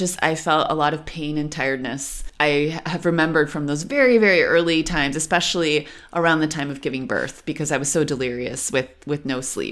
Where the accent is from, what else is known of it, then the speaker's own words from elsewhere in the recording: Western New York, United States; moved away as an adult; now in Berlin, Germany; I'm from Western New York. Fun fact about where I'm from one of the things the teenagers used to do was go scum jumping.